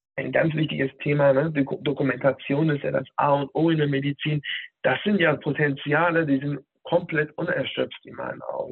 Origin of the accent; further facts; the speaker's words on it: Hanover, Lower Saxony, Germany; moved away as an adult; also born or lived in Berlin; Von dort aus bin ich äh, hier nach Hannover, meiner, ähm, meiner Heimatstadt sozusagen, zurückgekommen